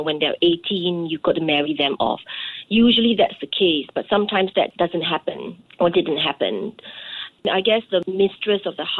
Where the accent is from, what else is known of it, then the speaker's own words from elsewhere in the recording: Singapore; moved away as an adult; also born or lived in Paris, France; I am from Singapore